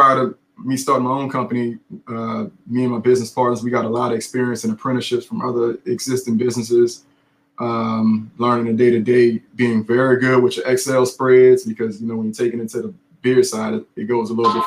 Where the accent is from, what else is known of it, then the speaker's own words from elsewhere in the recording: New Orleans, Louisiana, United States; New Orleans native, born and raised in New Orleans East